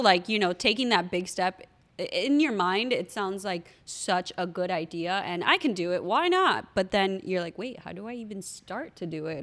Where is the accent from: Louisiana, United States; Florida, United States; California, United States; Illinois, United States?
Florida, United States; Miami; we're from Miami, so we know Bird Road